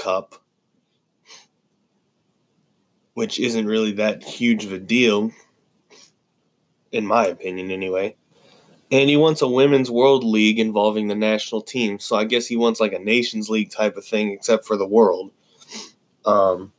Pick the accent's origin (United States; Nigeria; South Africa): United States; as an American fan